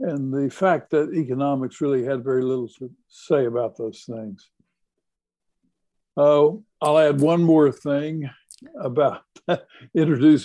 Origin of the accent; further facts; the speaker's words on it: Texas, United States; growing up in Texas